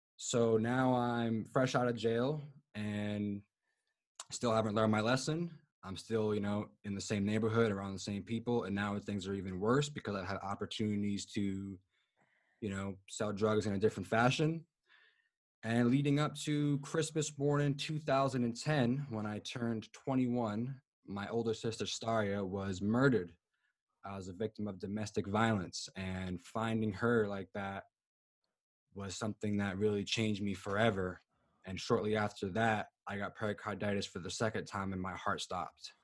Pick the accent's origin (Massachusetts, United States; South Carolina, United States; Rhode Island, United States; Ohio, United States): Rhode Island, United States; Providence; I am from Providence, Rhode Island